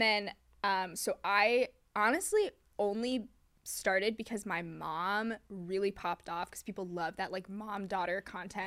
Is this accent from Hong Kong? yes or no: yes; Hong Kong; also born or lived in New York; now in Los Angeles, United States; I was born in Hong Kong